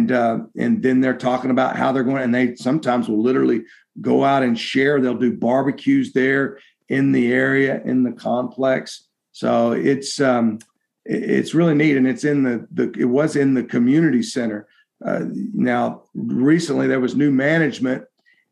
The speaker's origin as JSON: {"language": "English", "region": "Texas", "country": "United States", "said": "being a Texan"}